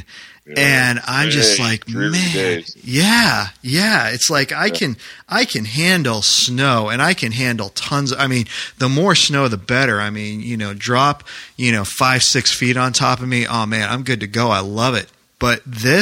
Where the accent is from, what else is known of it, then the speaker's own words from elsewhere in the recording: New Hampshire, United States; moved away; I grew up in New Hampshire, so I grew up skiing and sledding